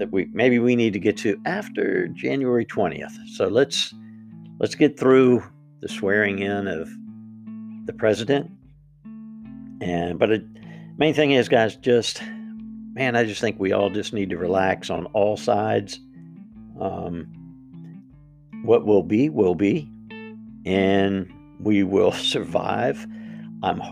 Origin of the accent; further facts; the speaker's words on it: United States; as the American people